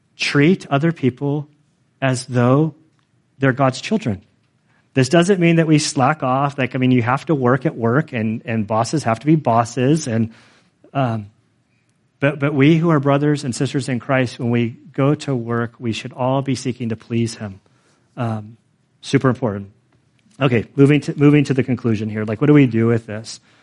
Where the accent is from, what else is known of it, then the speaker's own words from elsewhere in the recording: California, United States; I am like a Californian